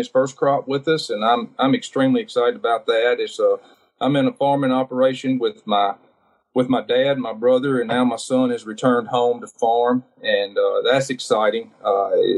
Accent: Northeast Louisiana, United States; I'm a farmer from Northeast Louisiana

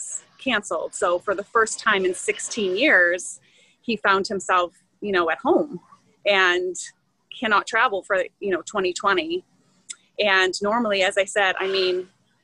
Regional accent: Massachusetts, United States; moved away as an adult; now in Maryland, United States; I am originally from Massachusetts, which is not known for homeschooling

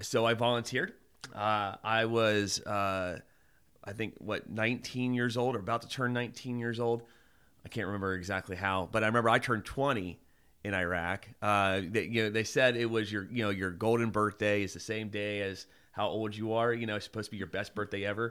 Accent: Mason, Ohio, United States; I went to go back to my hometown. Um, I'm from Mason, Ohio, which is Kings Island area

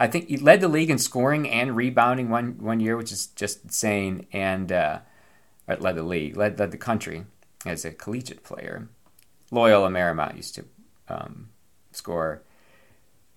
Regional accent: Syracuse, New York, United States; my hometown Syracuse

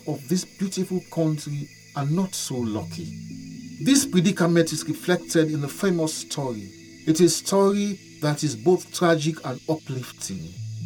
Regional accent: Sierra Leone; my home country, Sierra Leone.

